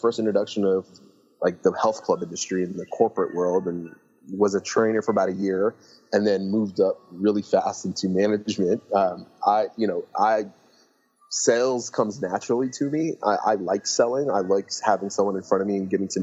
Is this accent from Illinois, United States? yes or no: no; San Luis Obispo, California, United States; also born or lived in Lebanon; we moved to California, and I grew up in a town called San Luis Obispo